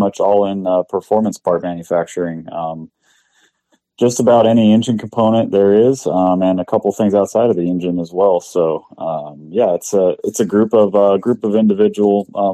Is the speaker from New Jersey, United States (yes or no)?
no; Southern California, United States; I was born and raised in SoCal here.